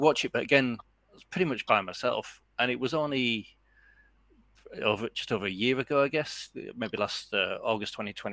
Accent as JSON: {"language": "English", "town": "Leeds", "region": "Yorkshire and the Humber", "country": "United Kingdom", "tie": "born or raised there", "moved": "as an adult", "lives_now": "Netherlands", "said": "as a young lad living in Leeds"}